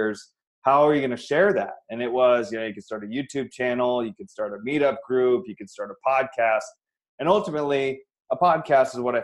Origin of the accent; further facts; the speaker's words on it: Iowa, United States; moved away as an adult; now in Phoenix, United States; I'm from Iowa originally. Born and raised, went to college there